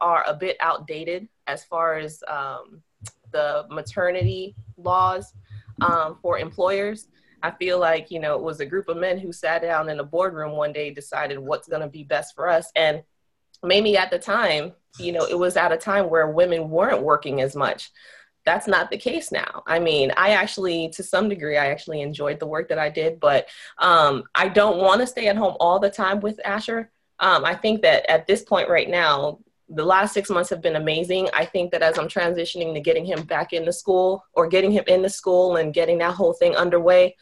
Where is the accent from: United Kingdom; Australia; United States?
United States; Miami, Florida; moved away as an adult; now in St. Augustine, United States; I'm from South Florida. I'm from Miami